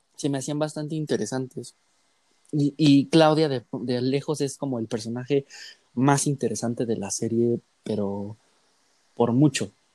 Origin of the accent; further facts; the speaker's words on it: Mexico; a nosotros como mexicanos